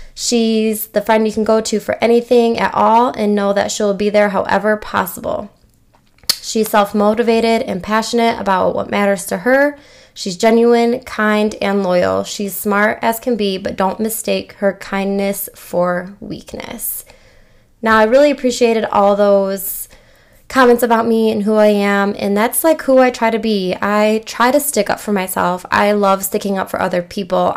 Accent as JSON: {"language": "English", "region": "Michigan", "country": "United States", "said": "I'm from Michigan"}